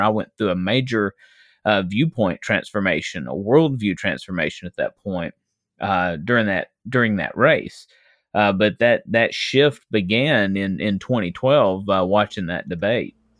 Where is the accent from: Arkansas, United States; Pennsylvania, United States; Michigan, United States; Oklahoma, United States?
Arkansas, United States; West Memphis; I was born and raised in West Memphis, Arkansas.